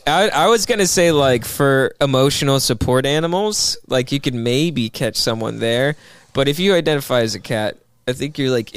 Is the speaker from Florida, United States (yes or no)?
yes; Sarasota, Florida, United States; I was born in Florida.